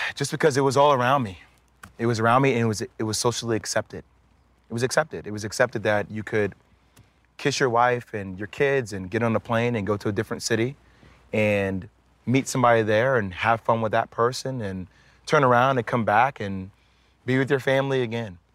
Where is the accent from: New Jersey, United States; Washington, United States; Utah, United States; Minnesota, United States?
New Jersey, United States; I'm from Jersey